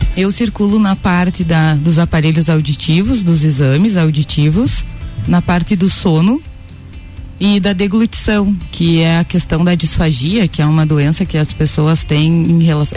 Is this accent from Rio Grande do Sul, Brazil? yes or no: yes; Vacaria, Rio Grande do Sul, Brazil; moved away as an adult; now in Lages, Brazil; Eu sou gaúcha de Vacaria, moro em Lages há nove anos